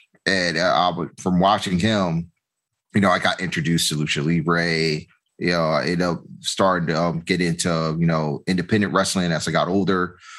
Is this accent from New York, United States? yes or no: no; Richmond, Virginia, United States; moved away as an adult; also born or lived in Atlanta, Georgia; now in Stone Mountain, United States; I'm originally born and raised in Richmond, Virginia. I moved to Atlanta 3 years ago. And currently located in Stone Mountain.